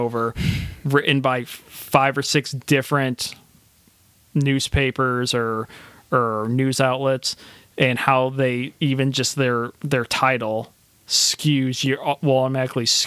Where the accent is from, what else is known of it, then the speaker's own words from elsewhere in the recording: South Bend, Indiana, United States; now in Missouri, United States; Pete Buttigieg, who is from my hometown